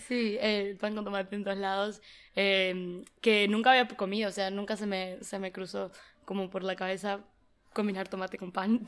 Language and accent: Spanish; Uruguay; moved away as an adult; also born or lived in United States / Philadelphia; now in Barcelona, Spain; soy de Uruguay, o sea, crecí, nací allí y estoy estudiando en Estados Unidos desde el 2019, pero vine de intercambio este semestre a Barcelona